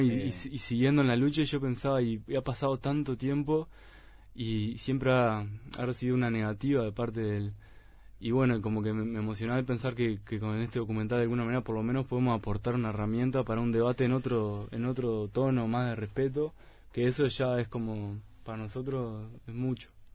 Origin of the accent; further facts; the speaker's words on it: Uruguay; nosotros como uruguayos